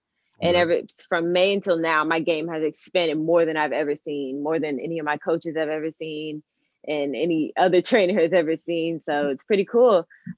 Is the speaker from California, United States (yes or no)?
yes; Carson, California, United States; I'm 23 years old, and I'm from Carson, California.